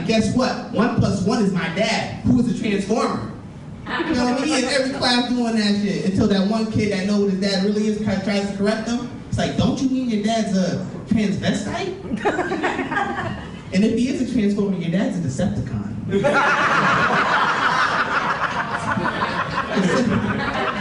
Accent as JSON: {"language": "English", "town": "Springfield", "region": "Massachusetts", "country": "United States", "said": "I'm from Springfield, Massachusetts"}